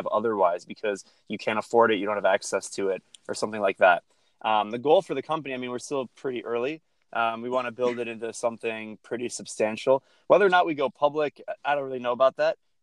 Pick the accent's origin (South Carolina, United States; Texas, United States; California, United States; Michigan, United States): Michigan, United States; Detroit; I'm from Detroit, Michigan, suburb of Detroit, born and raised.